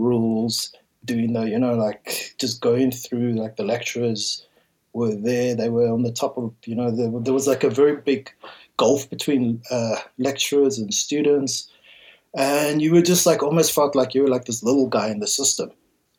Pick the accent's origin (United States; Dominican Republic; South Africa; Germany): South Africa; West Rand, Gauteng; I grew up in the West Rand